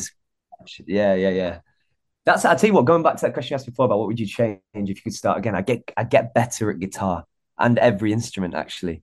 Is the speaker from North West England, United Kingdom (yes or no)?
yes; Warrington, North West England, United Kingdom; I'm from Warrington in England, which is like a small town. Uh, it's slap bang in the middle between Manchester and Liverpool.